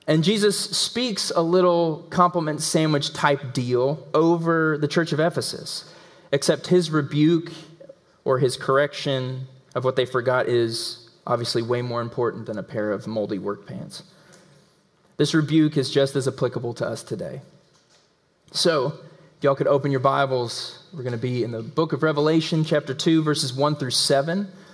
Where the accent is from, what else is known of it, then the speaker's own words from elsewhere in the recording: the South, United States; accent: southern; and this is in my southern accent, is the Greek word angelos.